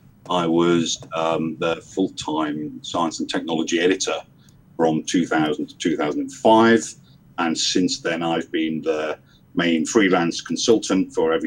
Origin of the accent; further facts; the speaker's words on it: Liverpool, North West England, United Kingdom; now in Essex, United Kingdom; Okay, well, I'm from Liverpool originally. Not that you can tell anymore from my accents. I'm in the UK. I live on the southeast coast in a place called Essex